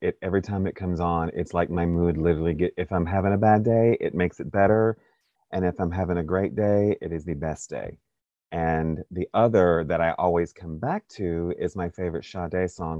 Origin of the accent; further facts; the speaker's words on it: Stockbridge, Georgia, United States; born there; I was about 3 years old and I'm at my grandparents' house because I was born in Stockbridge, Georgia.